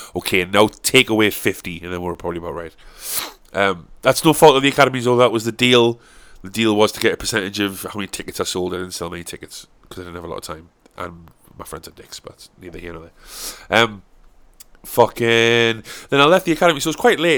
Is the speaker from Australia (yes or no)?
no; South Shields, North East England, United Kingdom; I'm from South Shields